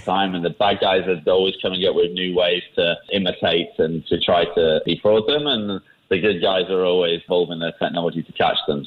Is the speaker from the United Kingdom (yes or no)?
yes; England, United Kingdom; moved away as an adult; now in Singapore; I've lived here for 15 years now. Uh, you can probably hear from I'm from England